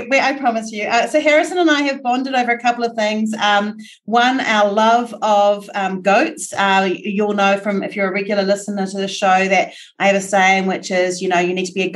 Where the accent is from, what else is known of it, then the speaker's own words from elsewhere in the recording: New Zealand; as a New Zealander